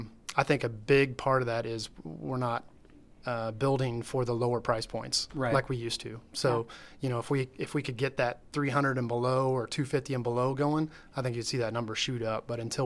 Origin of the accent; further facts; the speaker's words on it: Blue Springs, Missouri, United States; I'm from Blue Springs.